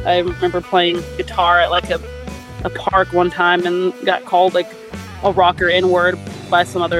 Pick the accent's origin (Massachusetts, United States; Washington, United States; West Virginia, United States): Washington, United States; Seattle; I grew up in Seattle